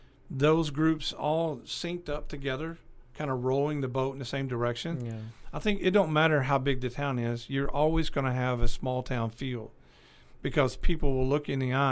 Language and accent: English; Bakersfield, California, United States; L.A., Los Angeles, well, we're from Bakersfield. You know, and we lived in Bakersfield for several years.